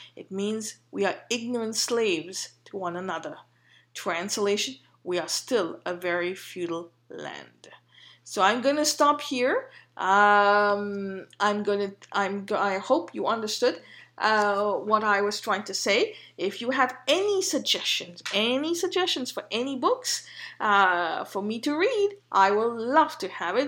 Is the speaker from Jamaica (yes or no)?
no; India